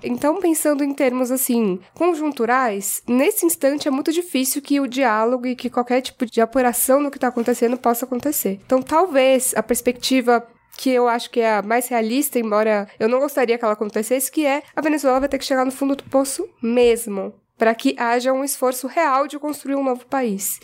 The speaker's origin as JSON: {"language": "Portuguese", "country": "Brazil", "said": "enquanto brasileira"}